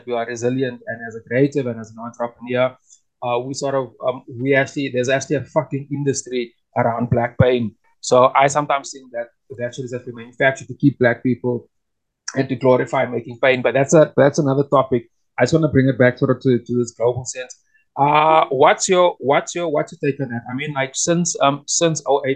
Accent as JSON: {"language": "English", "country": "South Africa", "said": "as a South African, as a Pan Africanist, as an artist, and as an entrepreneur"}